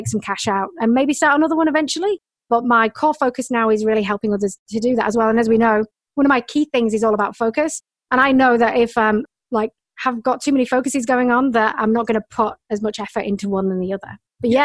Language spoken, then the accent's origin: English; north of England, United Kingdom; moved away as an adult; now in Australia; I'm originally from England, the north of England